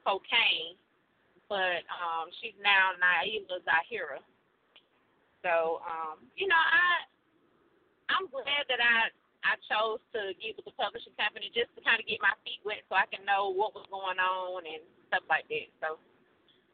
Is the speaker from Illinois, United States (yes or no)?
no; College Park, Georgia, United States; I was born and raised in College Park, Georgia